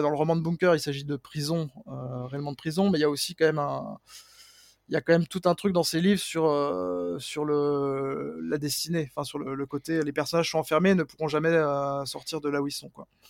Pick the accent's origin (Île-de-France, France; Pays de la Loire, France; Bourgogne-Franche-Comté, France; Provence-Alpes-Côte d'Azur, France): Bourgogne-Franche-Comté, France; Mouthe; also born or lived in Pontarlier; je suis né à Pontarlier mais j'ai grandi à Mout, donc il y a vraiment un petit village qui a à peine 1000 habitants qui est vraiment dans la dans la montagne et qui est voilà réputé pour être le, village le plus froid de France